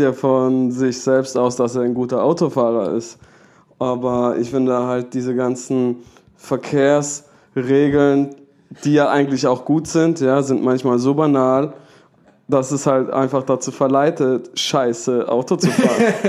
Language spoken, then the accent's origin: German; Pforzheim, Baden-Württemberg, Germany; Ich komme aus der Oststadt.